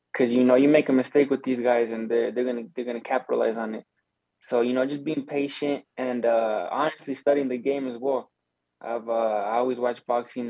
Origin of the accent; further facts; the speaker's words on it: Arizona, United States; we're from Arizona